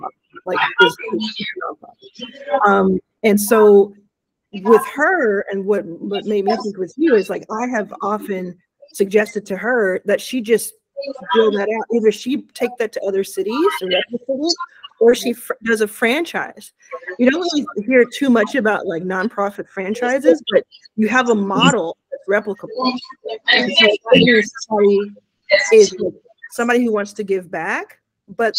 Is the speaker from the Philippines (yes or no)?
no; Mississippi, United States; where I was born in Mississippi